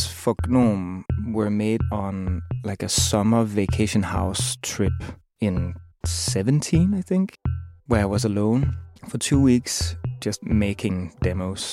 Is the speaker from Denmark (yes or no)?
yes; Copenhagen, Capital Region of Denmark, Denmark; I'm from Copenhagen, Denmark